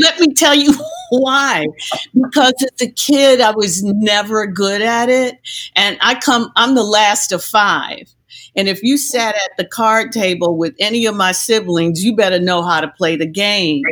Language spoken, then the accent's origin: English; Detroit, Michigan, United States; I'm from Detroit